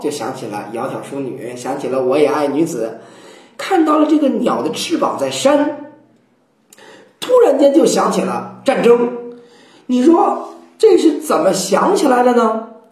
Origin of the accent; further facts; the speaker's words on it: China; 我们中国人留下来一个习惯喊天啊